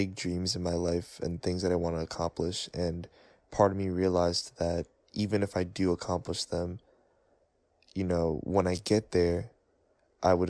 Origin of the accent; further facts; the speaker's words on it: New York City, New York, United States; I'm from New York City.